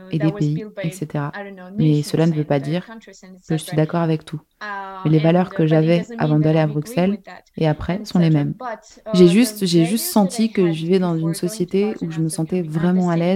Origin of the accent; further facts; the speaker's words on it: Abkhazia, Georgia; si j'étais née en Géorgie, um, parce que je suis née et j'ai grandi en Abkhazie, je sais tout sur la uh, corruption.